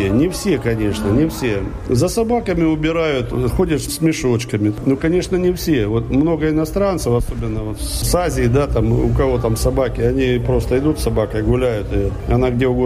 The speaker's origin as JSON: {"language": "Russian", "country": "Russia", "lives_now": "Sweden", "said": "Ну, они знают, конечно, что у меня акцент, сразу спрашивают, откуда. Я говорю, откуда, не стесняюсь, что я русский."}